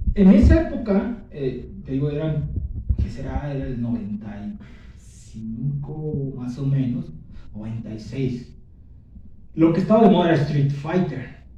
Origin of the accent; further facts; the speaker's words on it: Cozumel, Quintana Roo, Mexico; also born or lived in Yucatán; now in Guadalajara, Mexico; vengo de una isla pequeña del Caribe, yo soy de Cozumel